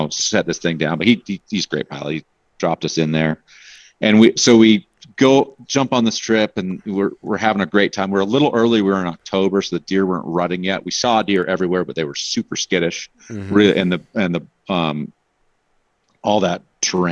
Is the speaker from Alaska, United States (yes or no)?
yes; Alaska, United States; moved away; also born or lived in Pacific Northwest / Portland; growing up in Alaska